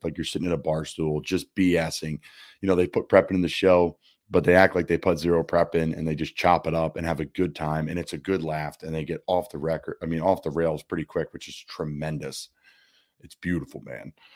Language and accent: English; Doylestown, Pennsylvania, United States; my hometown, Doylestown, Pennsylvania